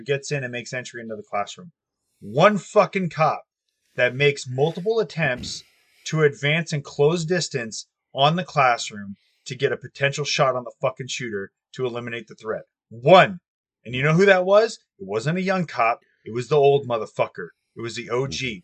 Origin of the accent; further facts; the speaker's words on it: United States; I'm an American through and through